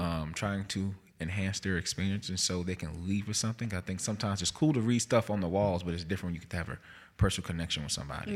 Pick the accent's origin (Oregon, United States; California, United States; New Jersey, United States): New Jersey, United States; Jersey City; moved away as an adult; also born or lived in North Carolina / Mississippi; now in Jackson, United States; I am from Jersey City, New Jersey.